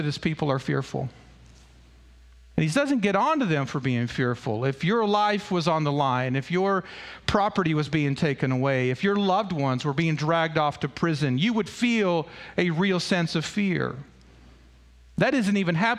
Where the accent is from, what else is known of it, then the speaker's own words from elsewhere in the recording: United States; I was born in the United States of America